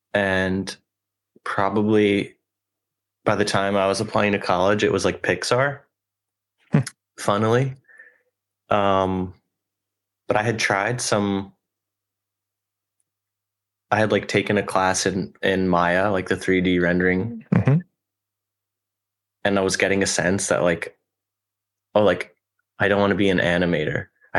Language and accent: English; Westchester, New York, United States; moved away as an adult; now in Brooklyn, United States; Just from Westchester. So like 40 minutes north from Grand Central.